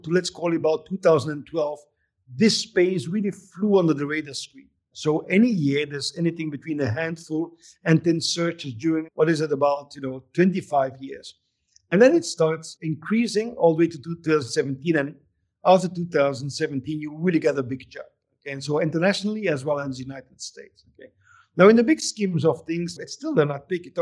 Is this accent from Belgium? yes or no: yes; Belgium; also born or lived in Barcelona; now in Vancouver, Canada; I'm from Belgium, but I spent most of my time between Vancouver and Barcelona.